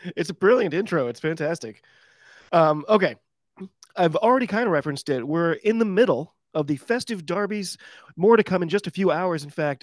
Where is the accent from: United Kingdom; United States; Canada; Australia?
United States; I'm an American rugby fan